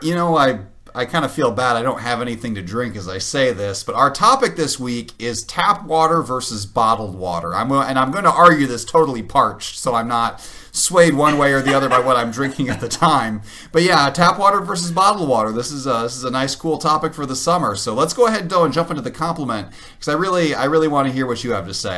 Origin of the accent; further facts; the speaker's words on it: Illinois, United States; where I grew up in Illinois